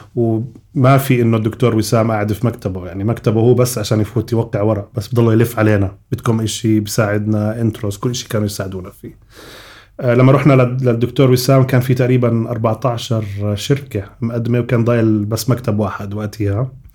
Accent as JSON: {"language": "Arabic", "country": "Jordan", "also_born_or_lived": "United States", "moved": "as an adult", "said": "عندنا بالاردن"}